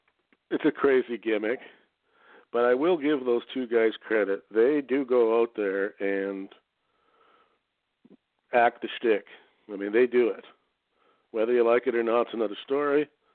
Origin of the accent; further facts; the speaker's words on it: Canada; but as a Canadian, do you want your child raised in that, in his formative years, or would you rather have him educated back home?